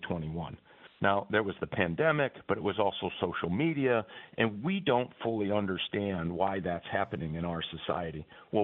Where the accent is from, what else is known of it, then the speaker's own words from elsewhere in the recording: Michigan, United States; my home state of Michigan